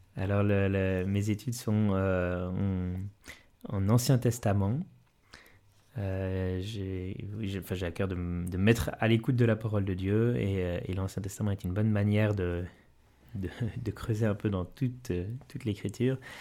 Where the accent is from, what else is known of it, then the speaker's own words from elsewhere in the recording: Valais, Switzerland; la vocation missionnaire chez moi en Valais